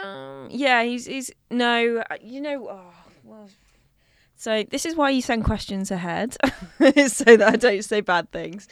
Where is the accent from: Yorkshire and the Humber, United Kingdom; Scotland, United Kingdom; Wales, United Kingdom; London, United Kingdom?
London, United Kingdom; I grew up in North West London, so, um, over by kind of Stanmore, Edgware, that sort of harrow area.